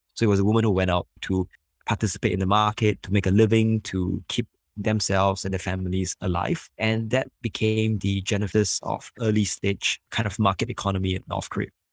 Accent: Singapore; I'm from Singapore.

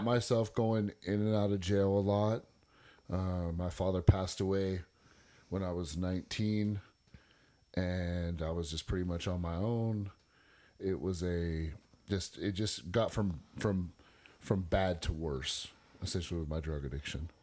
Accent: Northern California, United States; moved away as an adult; also born or lived in San Mateo, California / Stockton, California; now in Eastland, United States; I was born in San Mateo, California, um, June nineteenth, nineteen seventy-eight. I'm forty-three. I was raised by my father

